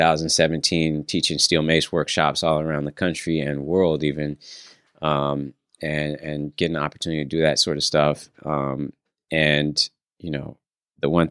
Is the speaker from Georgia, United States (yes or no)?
no; San Francisco, California, United States; I was born and raised in San Francisco